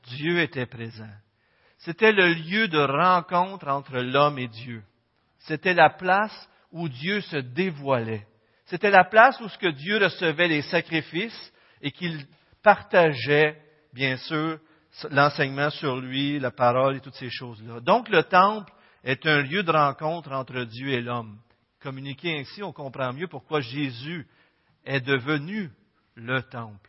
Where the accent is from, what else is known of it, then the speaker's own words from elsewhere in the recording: Quebec, Canada; on est tous des Québécois